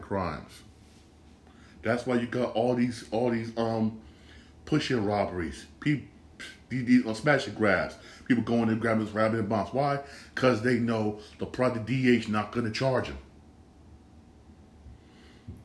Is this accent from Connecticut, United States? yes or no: yes; Bridgeport, Connecticut, United States; I grew up in Bridgeport